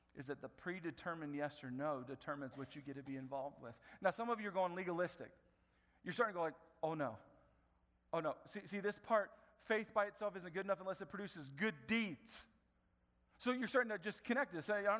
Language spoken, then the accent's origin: English; Marion, Indiana, United States; I grew up in Marion from middle school all the way through to college